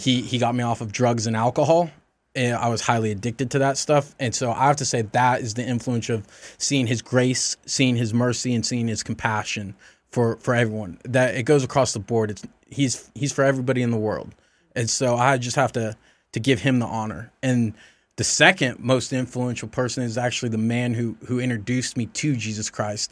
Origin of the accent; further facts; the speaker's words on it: the South, United States; I grew up in the South.